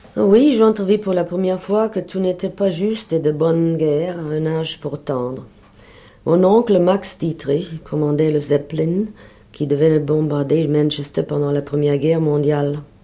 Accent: Berlin, Germany; French is a second language; moved away as an adult; je suis née à Berlin

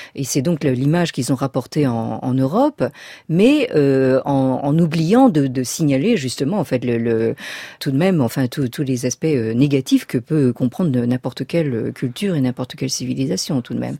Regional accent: France; je suis née dans la France de l'après-guerre

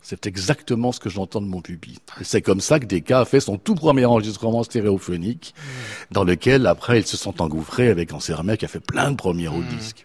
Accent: Geneva, Switzerland; moved away as an adult; also born or lived in Anjou/Poitou, France; now in France; je suis de Genève et, je suis très très heureux de revenir dans ma ville natale périodiquement

